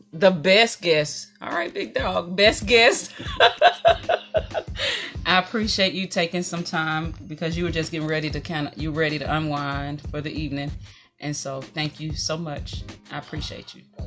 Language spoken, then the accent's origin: English; Mississippi, United States; I was raised in Mississippi